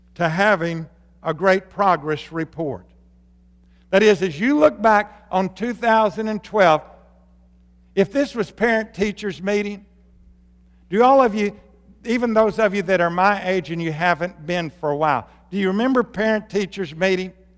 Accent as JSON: {"language": "English", "region": "Arkansas", "country": "United States", "tie": "born or raised there", "moved": "yes", "said": "when I grew up in Arkansas"}